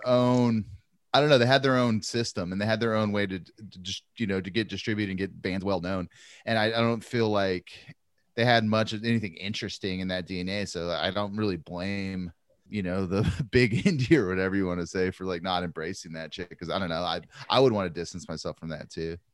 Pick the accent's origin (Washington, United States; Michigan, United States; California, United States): California, United States; Santa Maria; growing up in Santa Maria, we called them … belts